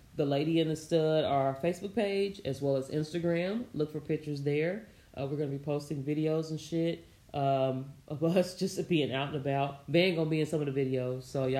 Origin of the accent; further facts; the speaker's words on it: Indianapolis, Indiana, United States; moved away; I was raised in a duplex on 34th and Broadway in Indianapolis, Indiana